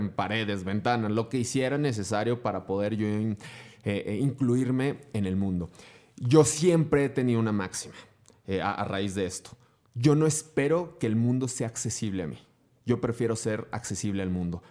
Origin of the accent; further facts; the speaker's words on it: Durango, Mexico; also born or lived in Guanajuato; nací en Guanajuato, pero tengo la fortuna de haberme criado 31 años y piquito en Durango, así es que soy más norteño que nada